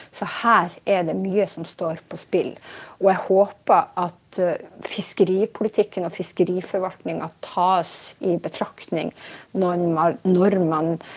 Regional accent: Steigen, Nordland, Norway; da jeg vokste opp i Steigen i Nord-Norge

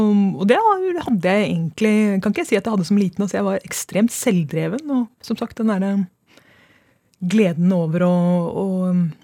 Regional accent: Trondheim, Trøndelag, Norway; now in Oslo, Norway; jeg kommer fra Trondheim

